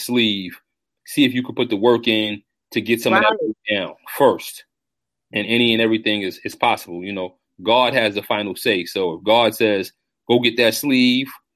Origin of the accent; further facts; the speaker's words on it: the East, New York, United States; I'm born and raised on the East. So, you know, this New York weather is what it is